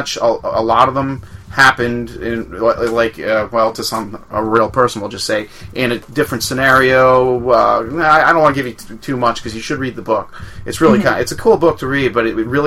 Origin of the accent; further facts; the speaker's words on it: Long Island, New York, United States; I grew up on Long Island